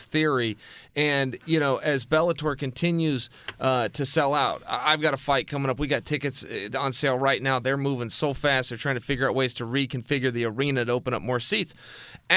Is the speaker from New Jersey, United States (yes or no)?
no; Oregon, United States; now in Los Angeles, United States; I'm from Oregon